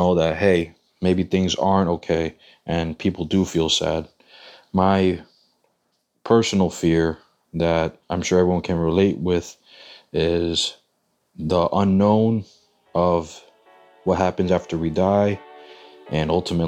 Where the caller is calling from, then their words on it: Worcester, Massachusetts, United States; I'm from Worcester, Massachusetts.